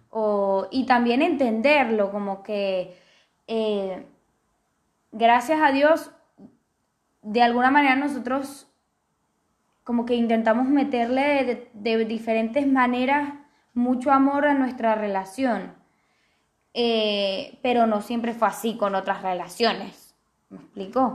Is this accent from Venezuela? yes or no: yes; Venezuela; yo soy venezolana